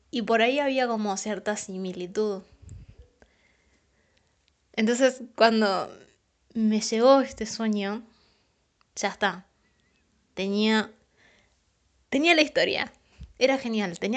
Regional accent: San Pedro, Buenos Aires Province, Argentina; now in San Luis, Argentina; tengo 24 años y soy de Argentina, de San Pedro, Buenos Aires, puntualmente. En la actualidad vivo en la ciudad de San Luis.

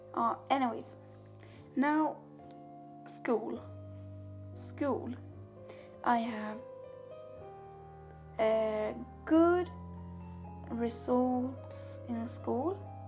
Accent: Sweden; English is a second language; I am from Sweden, I talk Swedish

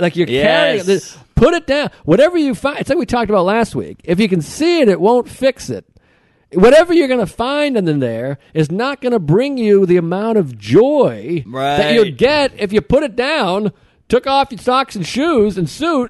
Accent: Hull, Massachusetts, United States; I grew up in Nantasket Beach

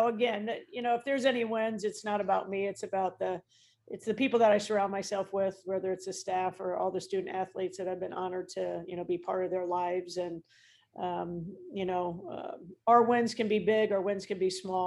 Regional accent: Mishawaka, Indiana, United States; when I was growing up in Mishawaka

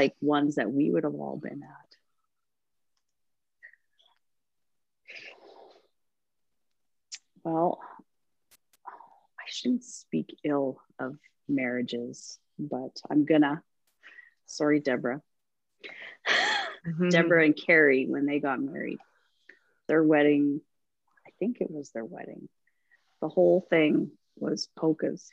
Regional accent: Calgary, Alberta, Canada; also born or lived in Humboldt, Saskatchewan / Terrace, British Columbia / Medicine Hat, Alberta; I was in a city, right? Like I grew up in Calgary.

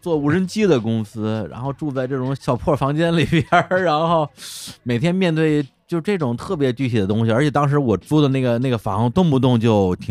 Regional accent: Beijing, China; also born or lived in Shenzhen; 我北京人哪见过台风啊！

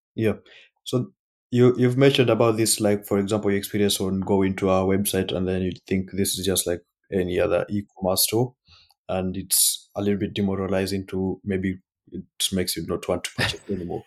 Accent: Kenya; moved away; I'm from Kenya

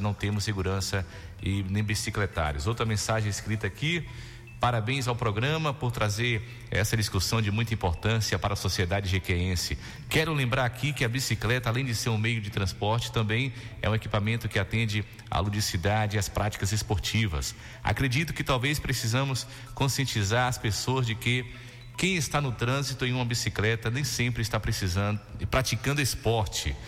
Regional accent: Jequié, Bahia, Brazil; Naquele trecho ali, já perto da Pedreira, né? onde meus pais moram, onde eu nasci, me criei até hoje

